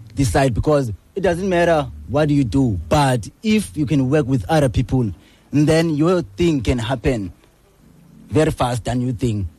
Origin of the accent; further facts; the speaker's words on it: Gqeberha, Eastern Cape, South Africa; I'm from New Brighton.